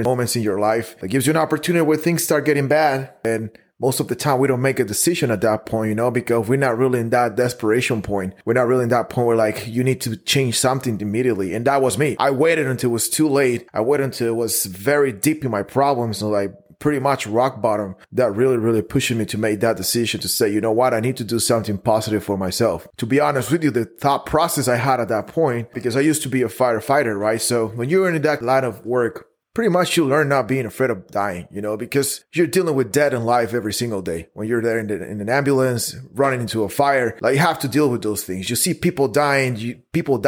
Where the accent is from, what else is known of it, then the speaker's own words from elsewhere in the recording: Guatemala; moved away as an adult; now in Dallas, United States; I'm originally from Guatemala. I moved to the United States 7 years ago